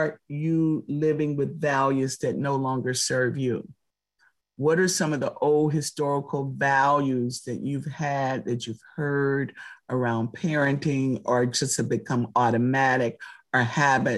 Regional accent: Palm Beach, Florida, United States; I grew up in Palm Beach, Florida with some of the richest people in the world

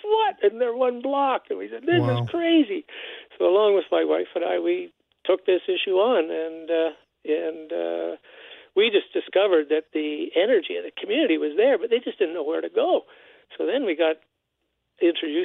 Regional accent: Winnipeg, Manitoba, Canada; I grew up in River Heights, you know, a nice middle-class white guy going to Westworth United Church

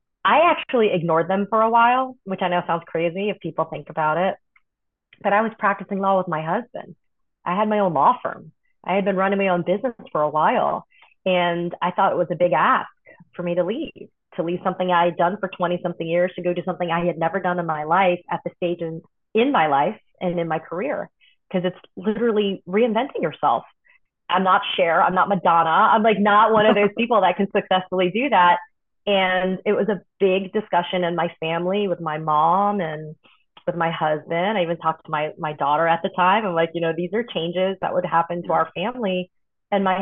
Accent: Miami, Florida, United States; also born or lived in New York / Tuscaloosa, Alabama; grew up in Tuscaloosa, Alabama, and then Miami, Florida

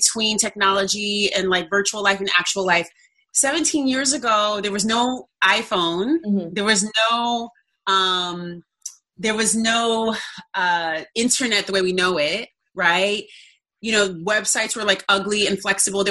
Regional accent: Oakland, California, United States; moved away as an adult; now in New York City, United States; I am from Cali, born and raised in California, born in Southern California, raised in Oakland

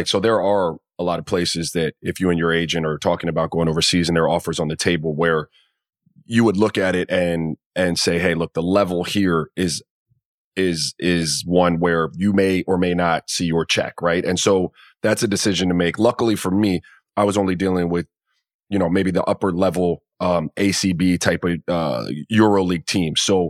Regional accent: Miami, Florida, United States; I grew up in the Caribbean in Miami.

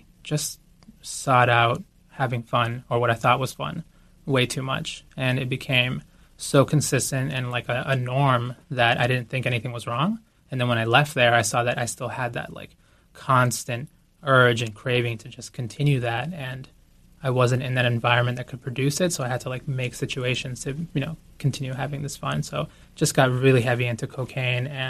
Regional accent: Boston, Massachusetts, United States; moved away as an adult; also born or lived in Guayaquil, Ecuador; So I grew up in Boston. I was born in Guayaquil, Ecuador, and we moved to Boston when I was 4 and a half

